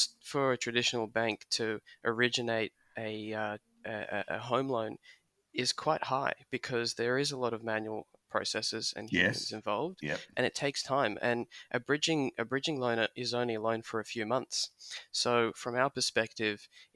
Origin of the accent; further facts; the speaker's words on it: Australia; I'm first generation Australian. My parents immigrated from Soviet Union.